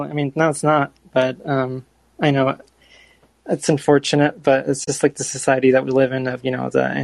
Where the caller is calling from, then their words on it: Bakersfield, California, United States; first language Spanish; I'm Mexican American, so I kind of, um, I, I, grew up uh, speaking Spanish, but I kind of gained like um, some understanding of a, a, bunch of like random languages. Um, and uh, I, also, I forgot to mention, I'm calling from uh, Bakersfield, California.